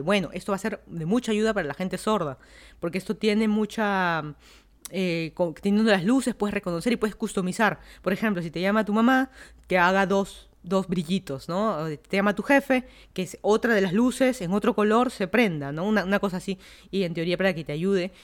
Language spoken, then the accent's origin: Spanish; Lima, Peru; moved away as an adult; also born or lived in Miami, United States; now in Fairfax County, Virginia, United States; una ciudad que en teoría es la ciudad que nací, que crecí